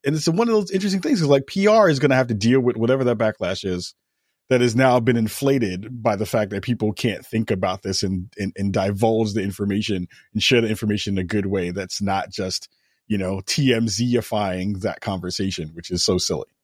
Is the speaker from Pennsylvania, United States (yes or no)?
no; New York, United States; as a New Yorker